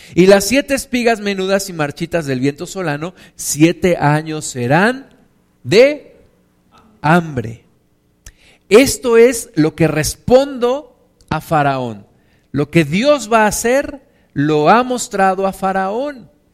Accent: Mexico

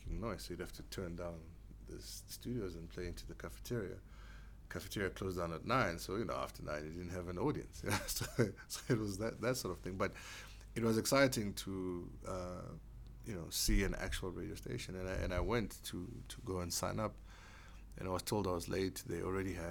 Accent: Soweto, Gauteng, South Africa; I had to go to school, like any other kid growing up in Diepkloof and Soweto.

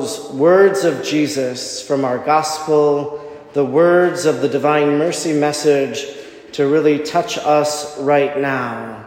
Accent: Oconto, Wisconsin, United States; I grew up in Oconto

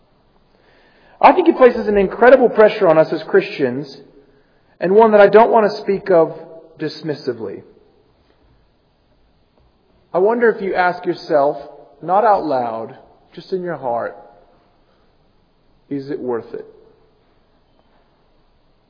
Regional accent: United States; moved away as an adult; I come from the United States, and one of the most shocking things for me and Amy moving here from America

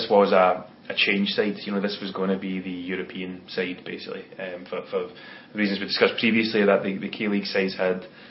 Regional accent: Scotland, United Kingdom; as a Scotsman

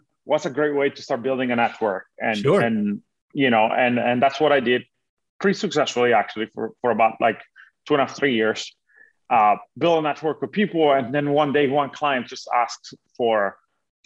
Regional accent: Italy; moved away as an adult; now in United States; I'm originally from Italy. Uh-huh. I was born and raised there

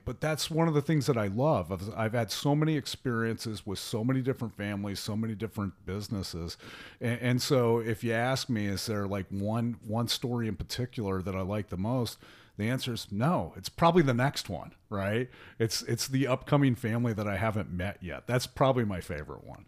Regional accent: small town near Denver, Colorado, United States; also born or lived in Columbus, Ohio; now in Miami, United States; I'm actually originally from, um, the Colorado area, actually a little small town in the mountains just outside of Denver

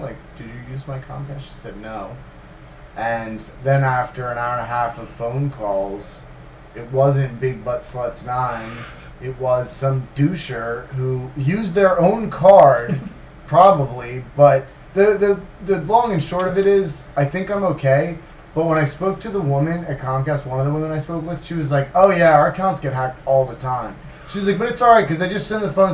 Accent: Midwest, United States; accent: Midwest; I'm from the Midwest

